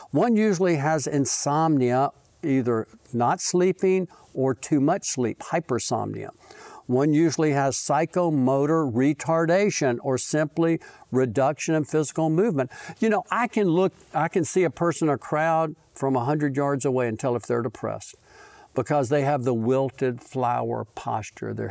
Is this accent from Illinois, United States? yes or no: no; Mississippi, United States; born there; See, I was born in Mississippi because it's always number one